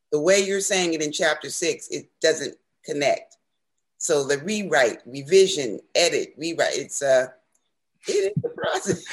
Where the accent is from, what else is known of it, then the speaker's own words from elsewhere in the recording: Newark, New Jersey, United States; as a child growing up in Newark